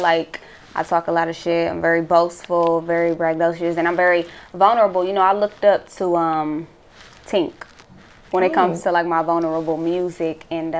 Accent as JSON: {"language": "English", "town": "Milwaukee", "region": "Wisconsin", "country": "United States", "said": "No, I'm from Milwaukee."}